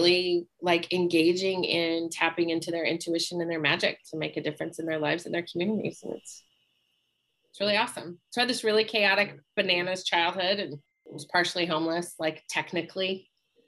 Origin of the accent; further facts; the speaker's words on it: Park City, Utah, United States; moved away; also born or lived in Salt Lake City, Utah; I grew up in Park City, Utah before Sundance became a thing